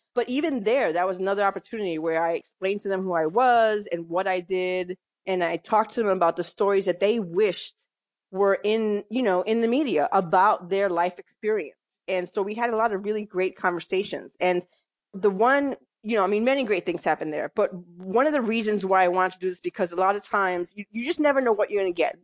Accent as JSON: {"language": "English", "town": "New York City", "region": "New York", "country": "United States", "tie": "born or raised there", "also_born_or_lived": "Massachusetts / Connecticut", "moved": "as an adult", "lives_now": "Philadelphia, United States", "said": "I grew up in New York, mostly in the Bronx"}